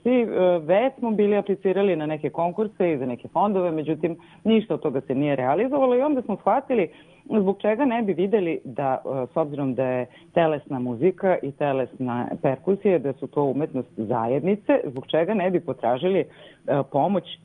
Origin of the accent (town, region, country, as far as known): Serbia